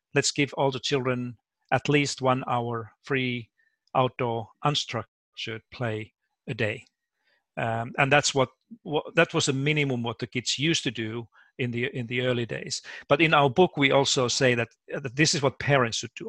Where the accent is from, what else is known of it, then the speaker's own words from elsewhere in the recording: Finland; moved away as an adult; also born or lived in United States; now in Australia; I was born and raised in Finland